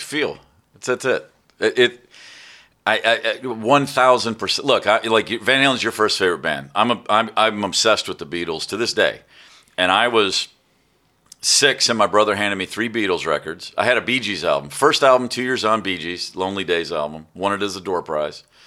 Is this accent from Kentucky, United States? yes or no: yes; Kentucky, United States; also born or lived in Maryland; when I was ten, I moved to Kentucky to a really small town